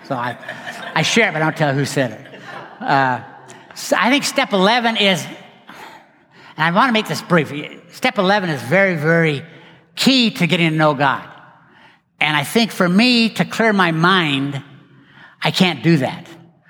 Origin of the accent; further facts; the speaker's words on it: West, Texas, United States; I didn't know anybody in Dallas. I grew up out in West. Why did I end up in Dallas?